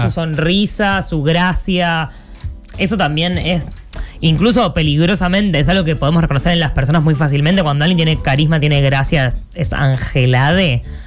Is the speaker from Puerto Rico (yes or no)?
no; Argentina; les dije que era de Argentina